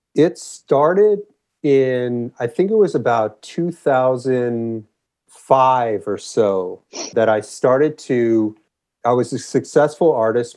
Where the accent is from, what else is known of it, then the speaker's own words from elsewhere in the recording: Los Angeles, California, United States; moved away as an adult; also born or lived in Santa Cruz, United States / Memphis, United States / Encinitas, United States / San Francisco, United States; I grew up in Los Angeles.